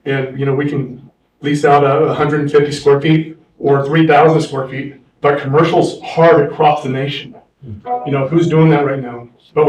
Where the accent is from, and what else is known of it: Angels Camp, California, United States; born or raised there; now in San Diego, United States